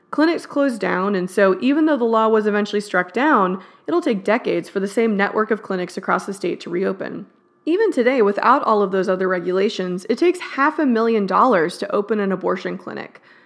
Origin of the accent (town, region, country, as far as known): Texas, United States; born or raised there